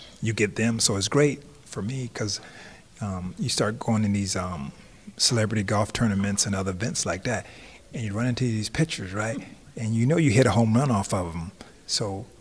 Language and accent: English; Tampa, Florida, United States; growing up in Tampa